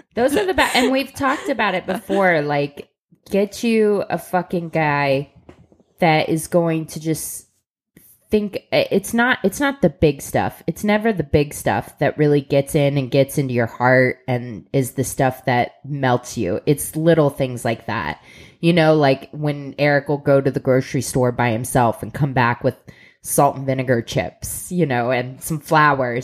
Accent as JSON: {"language": "English", "town": "Columbus", "region": "Ohio", "country": "United States", "said": "we're from Columbus, Ohio"}